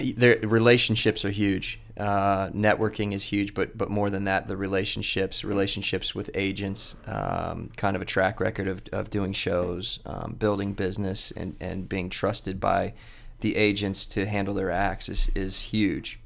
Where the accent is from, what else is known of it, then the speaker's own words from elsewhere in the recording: Columbus, Ohio, United States; also born or lived in Florida; I grew up here in Columbus, um, and I went to Ohio State